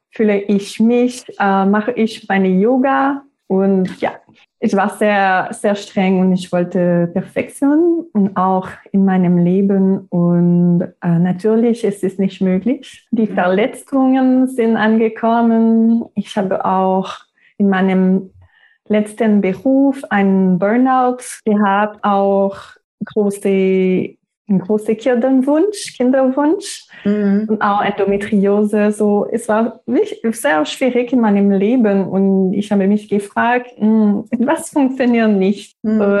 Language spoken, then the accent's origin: German; Quebec, Canada; first language French; German is a second language; moved away as an adult; now in Germany; Ich bin 35 Jahre alt. Ich komme aus Kanada, der Provinz Quebec. Meine Muttersprache ist Französisch. Und ich wohne in Deutschland seit zwei Jahren jetzt.